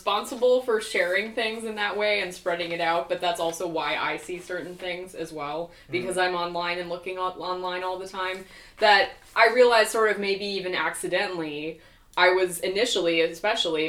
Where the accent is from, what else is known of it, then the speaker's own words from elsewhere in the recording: Wisconsin, United States; also born or lived in Oregon; I'm way out there in like the middle of nowhere, and I grew up there mostly as a kid